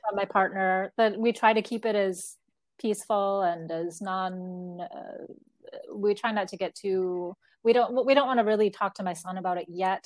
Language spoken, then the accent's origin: English; United States; moved away as an adult; now in Mexico; I was born and raised in the United States